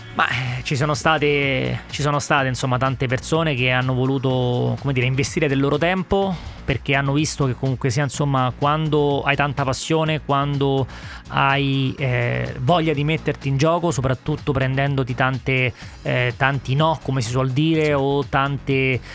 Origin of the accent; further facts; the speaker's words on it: Rome, Lazio, Italy; sono di Roma